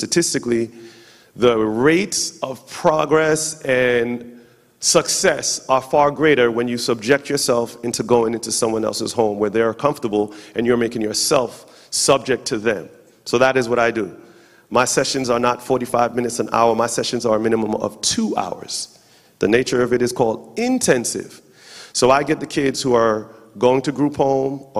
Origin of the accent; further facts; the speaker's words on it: New York, United States; now in Charlotte, United States; I am from New York, but currently residing in Charlotte, North Carolina.